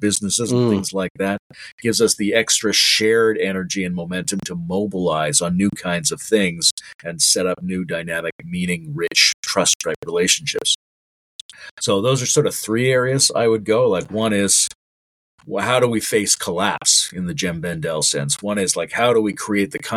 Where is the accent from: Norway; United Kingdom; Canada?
Canada; now in Ontario, Canada; as a Canadian